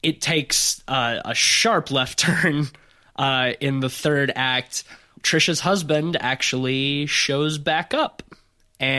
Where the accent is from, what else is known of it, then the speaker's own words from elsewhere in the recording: Fairhope, Alabama, United States; my hometown of Fairhope, Alabama